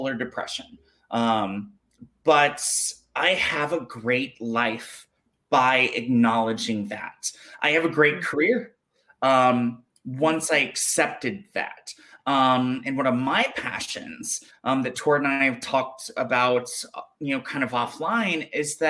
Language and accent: English; Jackson, Mississippi, United States; also born or lived in South Carolina; I was born in Possum Kingdom, South Carolina, and I grew up in Jackson, Mississippi.